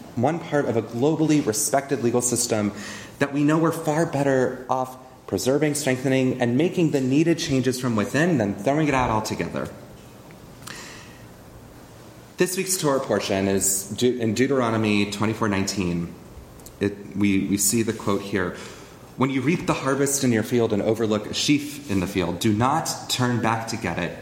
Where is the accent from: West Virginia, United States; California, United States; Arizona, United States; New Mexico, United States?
California, United States; As a Californian Jew